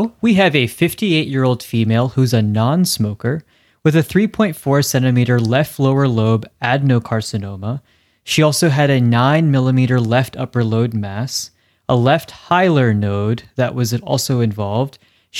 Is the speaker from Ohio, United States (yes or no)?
no; New Jersey, United States; moved away; I'm from New Jersey. Although I guess we have ticks there. But I also never really ventured outdoors when I lived up there